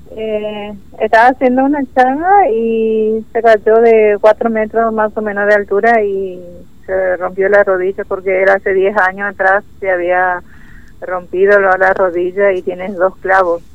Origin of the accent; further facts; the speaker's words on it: Formosa, Argentina; moved away as an adult; now in Comodoro Rivadavia, Argentina; Somos de Formosa del de la capital.